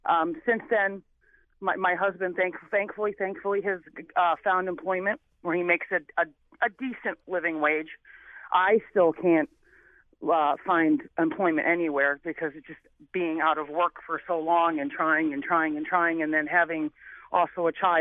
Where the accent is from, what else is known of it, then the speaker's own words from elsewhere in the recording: New Haven, Connecticut, United States; I came from New Haven, Connecticut, with a single mother trying to make it, in a time in the late 70s, early 80s.